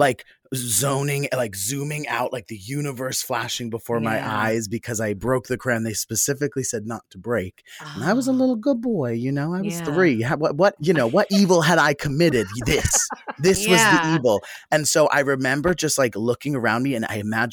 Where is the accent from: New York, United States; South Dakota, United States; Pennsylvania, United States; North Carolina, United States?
Pennsylvania, United States; Philadelphia; born or raised there